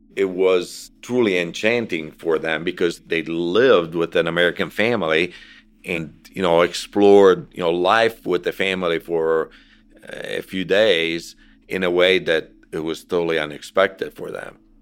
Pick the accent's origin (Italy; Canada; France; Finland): Italy; now in United States; I was from Italy and decided to come to the United States and stay